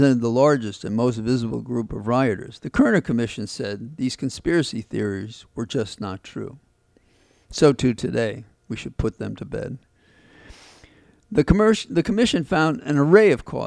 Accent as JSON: {"language": "English", "town": "New York City", "region": "New York", "country": "United States", "tie": "born or raised there", "said": "I'm a kid from the South Bronx"}